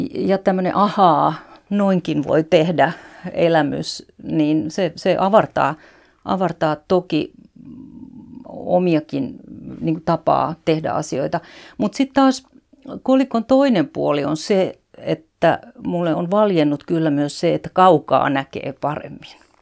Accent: Finland; moved away as an adult

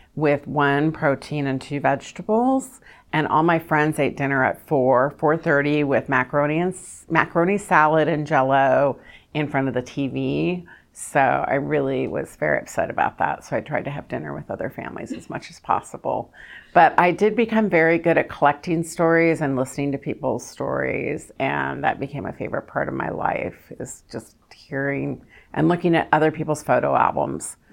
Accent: Kentucky, United States; now in Orange County, United States; I'm from Kentucky

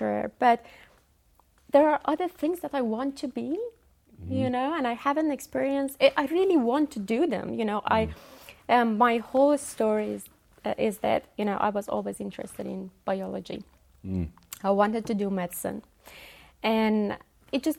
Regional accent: Iran; moved away as an adult; also born or lived in Dunedin, New Zealand / Wellington, New Zealand; now in New Zealand; I was born and raised and taught in Iran

